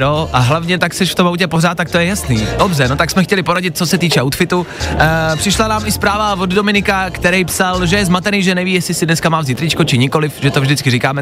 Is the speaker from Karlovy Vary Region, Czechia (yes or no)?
no; Plzeň, Plzeň Region, Czechia; v Plzni, v mém rodném městě